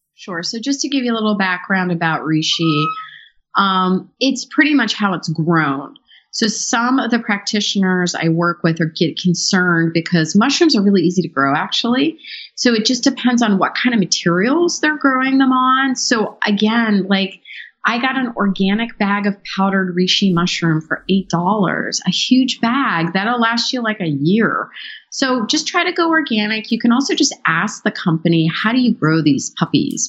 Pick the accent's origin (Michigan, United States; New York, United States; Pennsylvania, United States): Pennsylvania, United States; Pittsburgh; I grew up in Pittsburgh from a Hungarian family